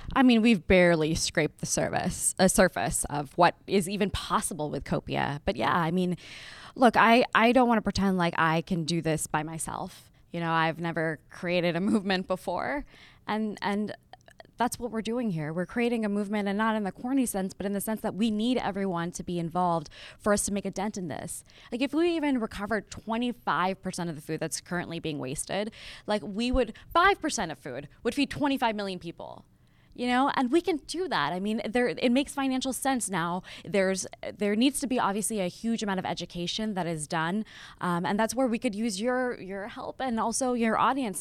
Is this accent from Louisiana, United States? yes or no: no; Las Vegas, Nevada, United States; moved away as an adult; also born or lived in Lahore, Pakistan / Berkeley; I was born in Lahore, which is, you know, city in Pakistan. And it was a little too conservative for my family. So they picked us up and they moved us to Las Vegas. And so I grew up in Las Vegas